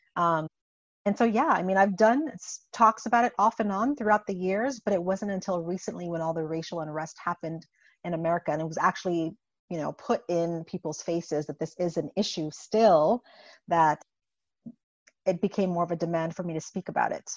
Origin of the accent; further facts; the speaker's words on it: U.S. Virgin Islands; moved away as an adult; also born or lived in Buffalo, New York / Indiana; I uh, was born and raised in the Caribbean uh, in the U.S. Virgin Islands, and so I come from a very small 84 square mile island named St. Croix